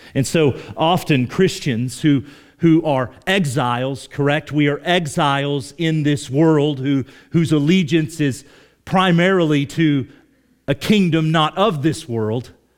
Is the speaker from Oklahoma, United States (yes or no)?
yes; Oklahoma, United States; moved away; I grew up in Oklahoma